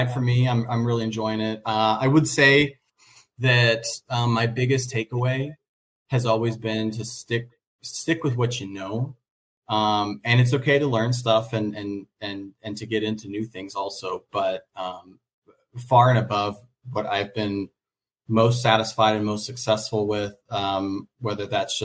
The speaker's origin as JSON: {"language": "English", "town": "Dallas", "region": "Texas", "country": "United States", "tie": "born or raised there", "moved": "yes", "lives_now": "Las Vegas, United States", "said": "Being from Dallas, I grew up in Dallas, Texas"}